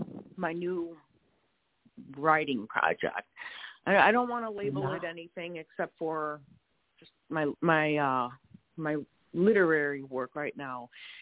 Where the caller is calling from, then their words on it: Wisconsin, United States; We are in Wisconsin.